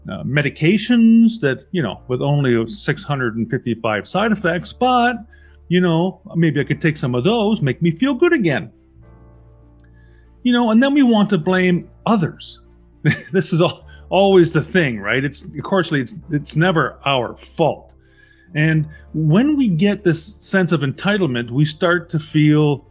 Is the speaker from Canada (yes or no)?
yes; Canada; I'm a Canadian citizen